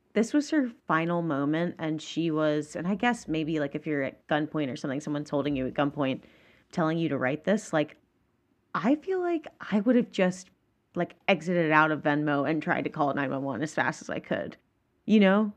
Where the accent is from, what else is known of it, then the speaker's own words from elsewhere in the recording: Georgia, United States; I'm from Georgia